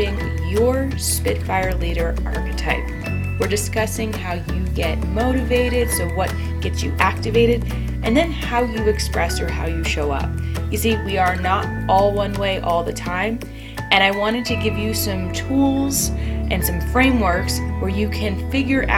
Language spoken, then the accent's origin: English; New Jersey, United States; I'm from Jersey